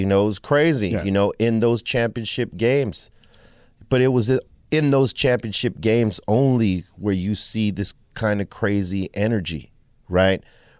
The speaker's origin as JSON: {"language": "English", "town": "Los Angeles", "region": "California", "country": "United States", "tie": "born or raised there", "first_language": "English", "said": "It's challenging because, I mean, it's English is my first language. I was born here. My mother was born in Cuba and my father in Mexico, but I was born here."}